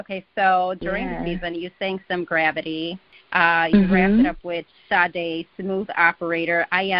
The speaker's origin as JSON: {"language": "English", "town": "Chicago", "region": "Illinois", "country": "United States", "said": "I'm from Chicago."}